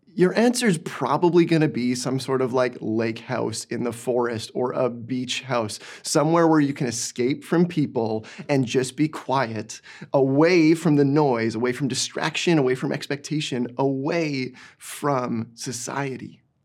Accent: Didsbury, Alberta, Canada; moved away as an adult; now in Burnaby, Canada; I grew up in small town Alberta

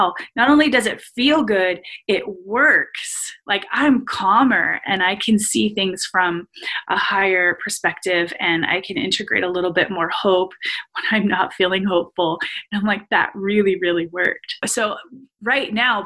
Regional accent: Los Angeles, California, United States; moved away; also born or lived in Uniontown, Pennsylvania; I felt growing up in Los Angeles that I was limitless

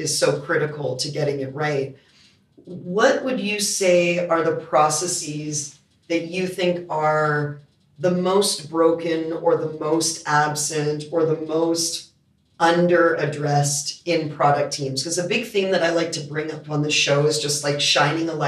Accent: Canada; also born or lived in United States; now in Australia; I'm Canadian

